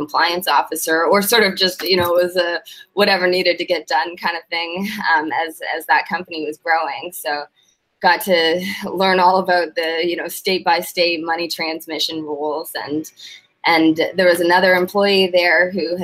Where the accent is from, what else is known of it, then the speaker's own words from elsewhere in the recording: Canada; moved away as an adult; also born or lived in Manitoba / Saskatchewan; now in Florida, United States; I'm from Canada